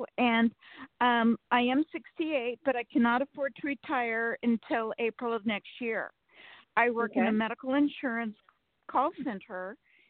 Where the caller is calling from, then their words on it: Sacramento, California, United States; from Sacramento, California.